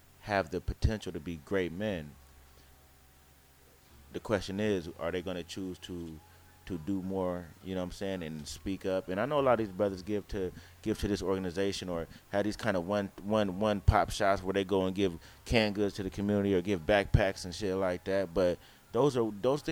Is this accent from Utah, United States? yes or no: no; Oakland, California, United States; I'm from East Oakland